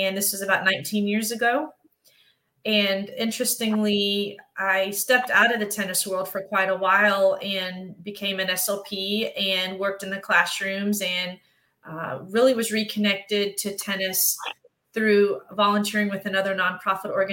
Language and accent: English; Memphis, Tennessee, United States; I was raised in Memphis, Tennessee